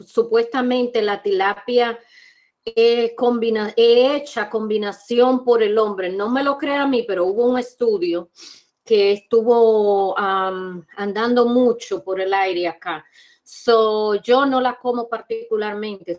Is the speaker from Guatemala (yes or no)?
no; Dominican Republic; moved away; igual que en mi país, en mi país, en, Santo Domingo